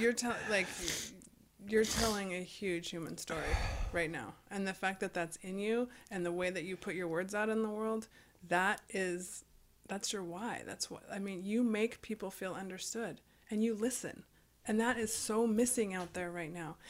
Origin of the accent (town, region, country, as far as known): United States